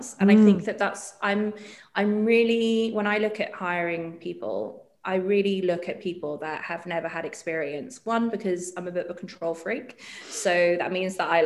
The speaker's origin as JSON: {"language": "English", "region": "Dubai", "country": "United Arab Emirates", "tie": "born or raised there", "said": "I grew up in Dubai"}